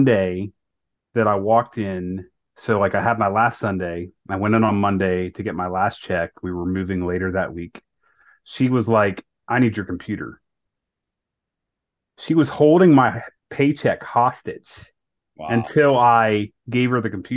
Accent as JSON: {"language": "English", "region": "Ohio", "country": "United States", "also_born_or_lived": "North Carolina", "said": "my wife and I was from Ohio"}